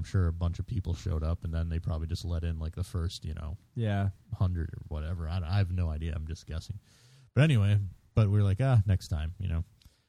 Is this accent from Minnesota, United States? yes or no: yes; Minnesota, United States; we are from Minnesota.